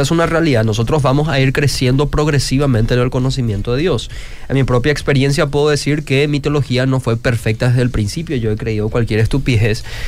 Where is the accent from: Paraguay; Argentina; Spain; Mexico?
Paraguay; Luque, Central; Yo también soy de Luque, esa misma zona